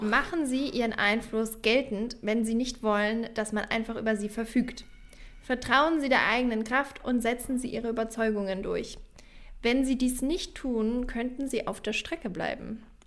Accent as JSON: {"language": "German", "area": "Franconia", "region": "Bavaria", "country": "Germany", "moved": "yes", "lives_now": "Berlin, Germany", "said": "ich komme ja aus Franken, also das ist ein Teil in Bayern"}